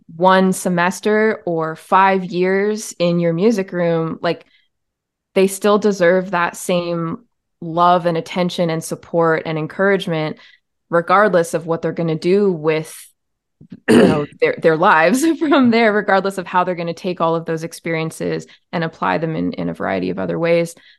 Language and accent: English; Ontario, Canada; I was born in Ontario, Canada, where I, I still live in the province. I've moved around to many different towns within the province